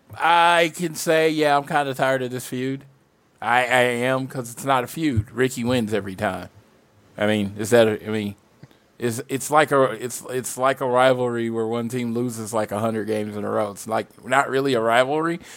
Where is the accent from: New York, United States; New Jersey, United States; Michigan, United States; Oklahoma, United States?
Oklahoma, United States; I'm from Oklahoma